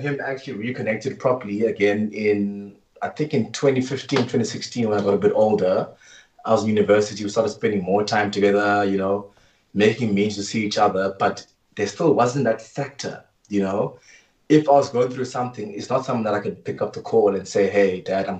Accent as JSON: {"language": "English", "town": "East London", "region": "Eastern Cape", "country": "South Africa", "said": "I'm from East London."}